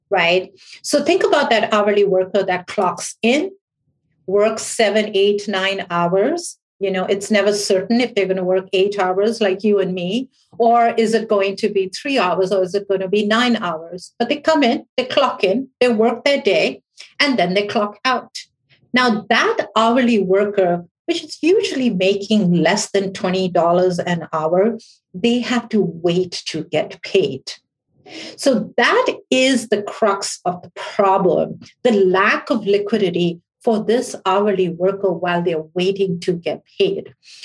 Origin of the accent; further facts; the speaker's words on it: New York, United States; I spent about 20 years on Wall Street as a hedge fund analyst from New York. So within my heart, I am a New Yorker.